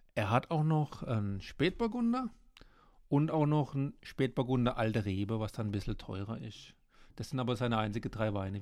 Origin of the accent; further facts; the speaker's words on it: Breisgau, Baden-Württemberg, Germany; ich bin lieber Breisgauer als Österreicher